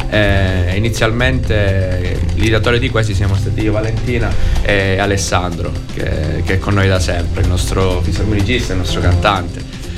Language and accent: Italian; Ionian coast, Province of Reggio Calabria, Italy; noi siamo calabresi. Io sono di origine della provincia di Reggio Calabria, della zona ionica, quindi ho di fronte l'Etna, Catania da una vita